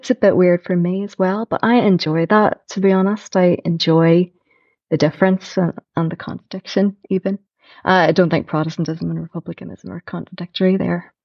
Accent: Belfast, Northern Ireland, United Kingdom; also born or lived in Newtownards; I was born in Newton Arts, I've lived all around East Belfast

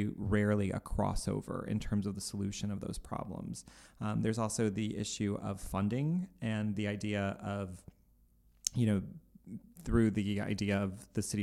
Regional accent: Cleveland, Ohio, United States; we're from Cleveland

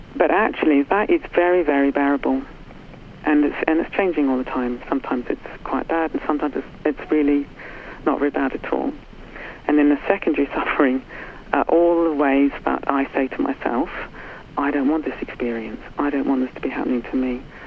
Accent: New Zealand; now in United Kingdom; I was brought up in New Zealand in, in the 60s

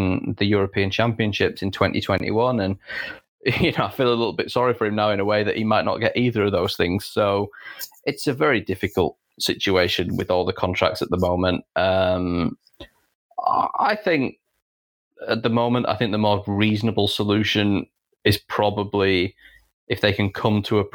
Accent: Yorkshire and the Humber, United Kingdom; We're both from Yorkshire. We're both from the north of England.

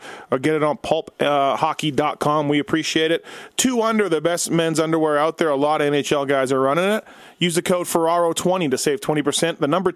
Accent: Canada; now in United States; I live in the U.S. I'm from Canada

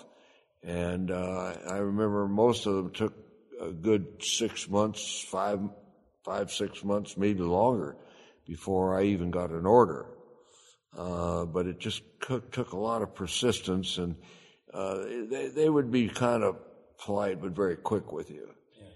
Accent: Arizona, United States; I'm from Arizona

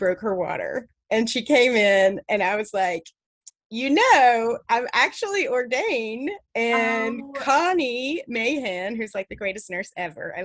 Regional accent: Tennessee, United States; moved away as an adult; now in South Carolina, United States; So I grew up in Tennessee

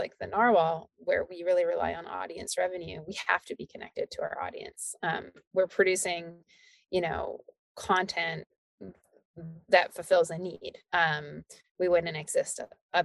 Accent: Alberta, Canada; moved away as an adult; also born or lived in Calgary / England; I moved back to Alberta from England

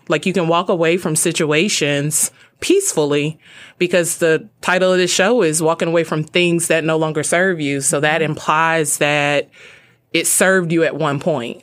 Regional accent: Birmingham, Alabama, United States; I grew up in Birmingham, Alabama.

